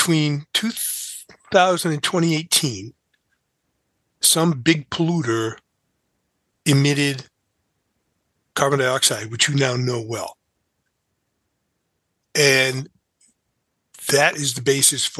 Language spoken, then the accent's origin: English; New Bedford, Massachusetts, United States; I grew up in New Bedford, which has one of the biggest Superfund sites